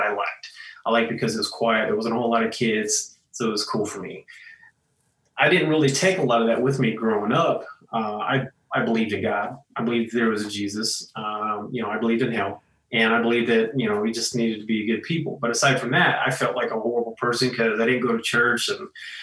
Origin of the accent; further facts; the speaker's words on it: Coolidge, Arizona, United States; moved away as an adult; also born or lived in Oregon; the later part of my childhood, I grew up in Coolidge